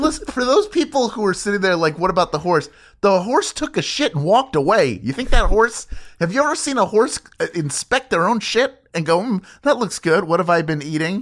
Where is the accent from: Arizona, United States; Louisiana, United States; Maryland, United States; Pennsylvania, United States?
Pennsylvania, United States; Philadelphia; It's my hometown